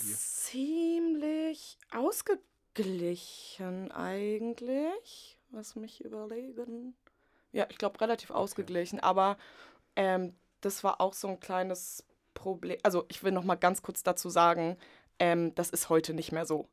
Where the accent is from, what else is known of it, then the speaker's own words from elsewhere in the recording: Potsdam, Brandenburg, Germany; moved away as an adult; also born or lived in Leipzig; Ich komme aus Potsdam